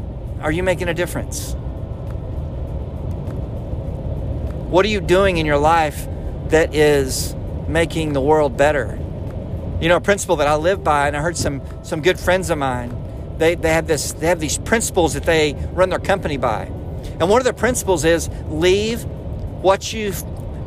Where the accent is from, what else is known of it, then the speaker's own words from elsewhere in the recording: Arlington, Texas, United States; coming over from Tyler, Texas to my hometown of Arlington